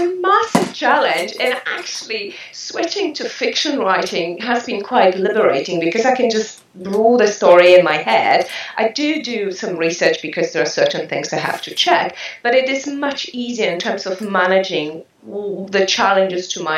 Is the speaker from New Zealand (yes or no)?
yes; New Zealand; now in France; I am a Kiwi.